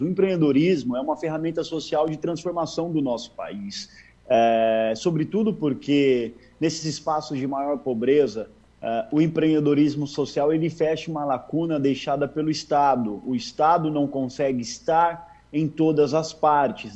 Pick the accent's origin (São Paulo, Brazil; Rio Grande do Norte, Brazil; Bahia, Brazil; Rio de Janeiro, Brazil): São Paulo, Brazil; Guarulhos; Guarulhos, São Paulo, um barraco de chão de terra batida.